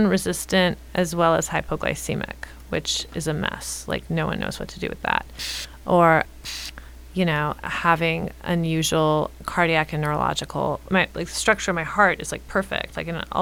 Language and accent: English; Los Angeles, California, United States; I was raised in the East Side. I'm staying in the East Side